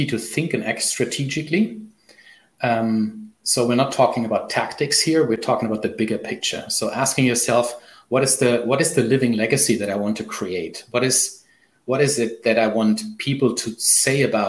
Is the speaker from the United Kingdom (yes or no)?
no; Germany; first language German; English is a second language; also born or lived in Canada; I don't know what it is in my mother tongue, so I'm German